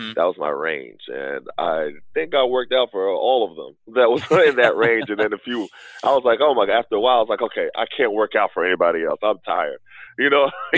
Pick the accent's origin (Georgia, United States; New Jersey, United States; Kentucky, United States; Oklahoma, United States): Oklahoma, United States; Tulsa; moved away as an adult; also born or lived in New York; growing up in Tulsa.